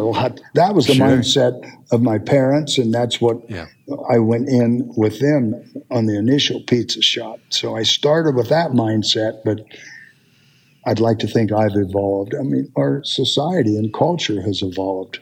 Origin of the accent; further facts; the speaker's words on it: Appalachia, United States; being a Appalachian country boy